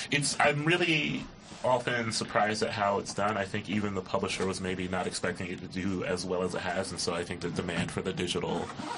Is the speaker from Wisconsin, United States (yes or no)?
no; Columbus, Ohio, United States; growing up in Columbus.